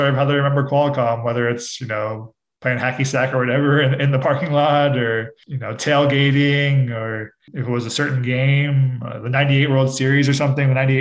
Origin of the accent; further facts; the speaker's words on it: San Diego, California, United States; Growing up in San Diego